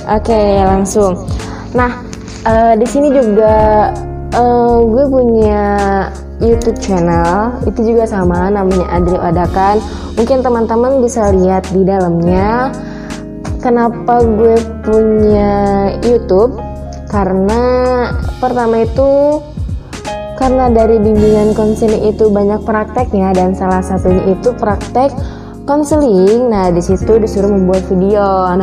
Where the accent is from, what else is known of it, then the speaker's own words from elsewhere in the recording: Serang, Banten, Indonesia; Aku ini kan dari Serang Banten, bertepatan di Kecamatan Keramat Watu.